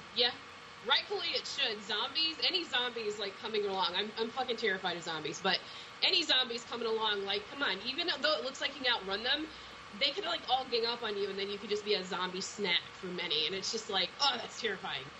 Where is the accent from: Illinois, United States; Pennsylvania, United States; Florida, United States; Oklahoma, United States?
Illinois, United States; Chicago; I grew up in Chicago